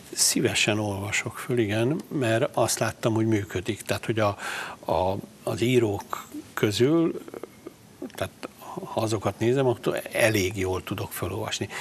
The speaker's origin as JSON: {"language": "Hungarian", "region": "Palócföld", "country": "Hungary", "tie": "born or raised there", "said": "kilettünk zavarva vidékre, tehát én egy rendes vidéki palóc gyerek vagyok, egészséges vidéki gyerek"}